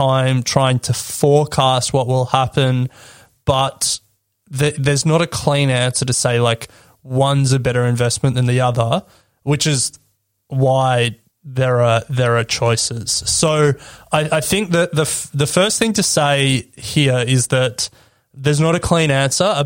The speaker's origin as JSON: {"language": "English", "country": "Australia", "said": "as an Australian"}